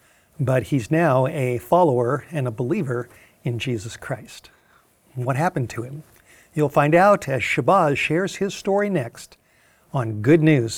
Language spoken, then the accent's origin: English; California, United States; quite different from where I grew up in California.